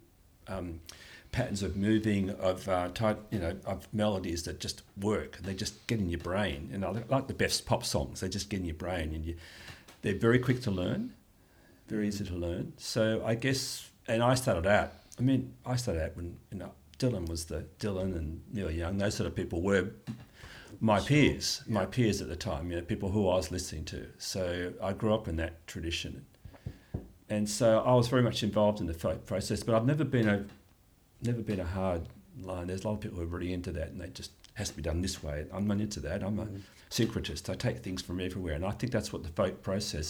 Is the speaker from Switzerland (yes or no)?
no; Australia; I'm an Australian